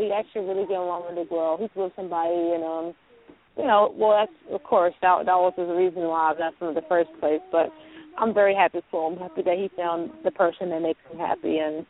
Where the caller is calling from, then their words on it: Louisiana, United States; Louisiana? Mm-hmm.